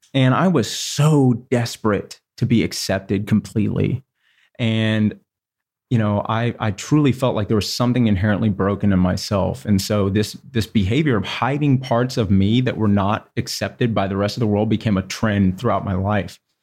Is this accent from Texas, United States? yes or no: yes; Houston, Texas, United States; I grew up, I was born in Houston, Texas, which is the largest city in Texas